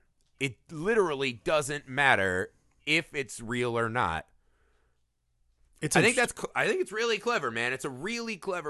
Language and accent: English; Midwest, United States; I'm from the Midwest, and people are gigantic on average.